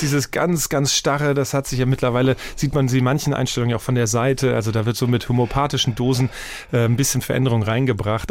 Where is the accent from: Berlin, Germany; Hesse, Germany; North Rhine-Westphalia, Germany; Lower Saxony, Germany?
Hesse, Germany; Wiesbaden; accent: Hessian; moved away; Ich komme ja aus Wiesbaden und sehr hessisch geprägt